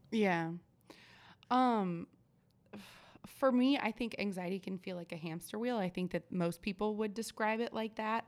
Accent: Oregon, United States; moved away; I'm originally from Oregon

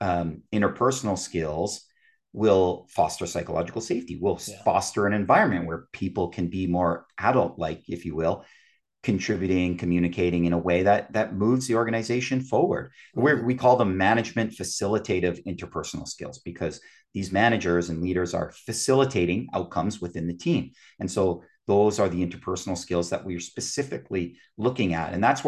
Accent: Canada; I'm a Canadian.

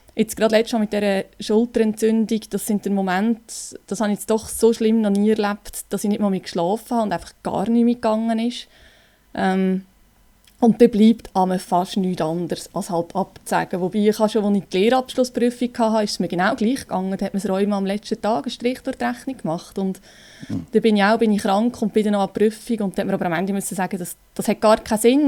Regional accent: Lucerne, Switzerland; ich komme aus Luzern

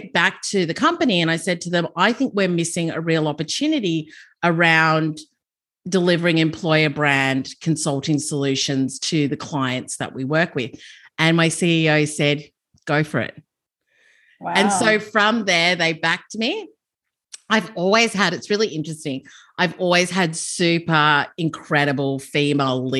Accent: Melbourne, Victoria, Australia; moved away as an adult; also born or lived in London; I grew up in Melbourne, and I got into recruitment and HR at a young age.

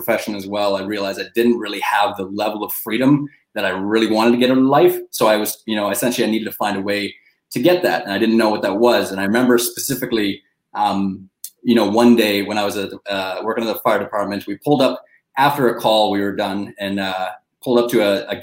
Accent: Canada; growing up in Canada

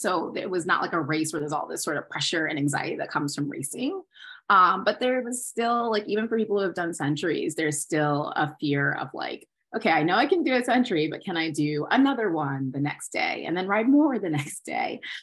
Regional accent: Maryland, United States; I'm from Maryland from the suburbs.

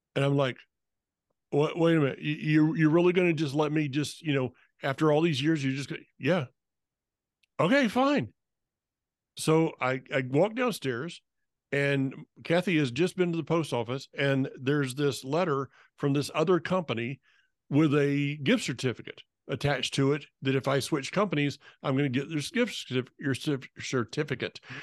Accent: North Florida, United States; moved away; I'm from North Florida

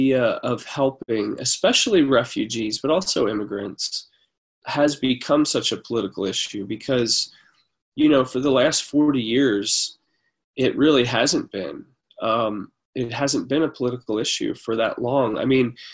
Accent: United States; I'm an American, a Christian. I grew up here.

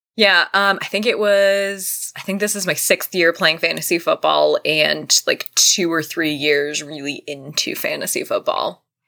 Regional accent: Vermont, United States; I'm from Vermont

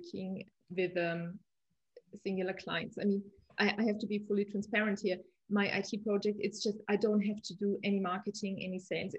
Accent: Munich, Bavaria, Germany; I'm from Munich

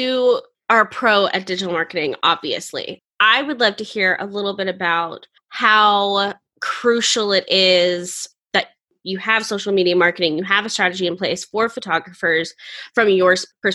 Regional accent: Florida, United States; I'm originally from Florida

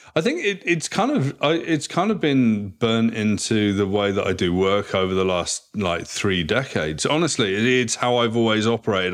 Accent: South West England, United Kingdom; moved away as an adult; also born or lived in Vancouver, Canada; now in Toronto, Canada; I grew up in a very small place in the southwest of England, four thousand people

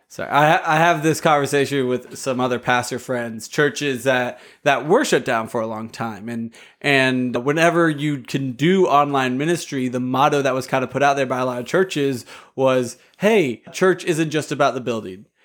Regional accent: United States; I oftentimes over overemphasize myself as an American.

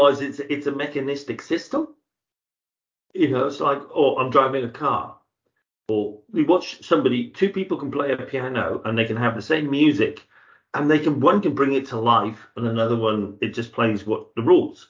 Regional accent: Zambia; moved away; I was from Zambia

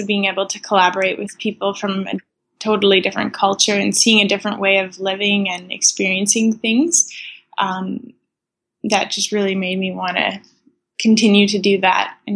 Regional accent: Saskatchewan, Canada; moved away as an adult; now in Edmonton, Canada; I am from Saskatchewan, and I live in Edmonton now

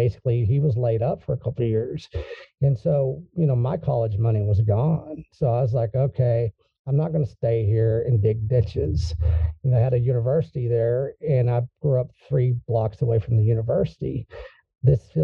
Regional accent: Texas, United States; I'm a Texan

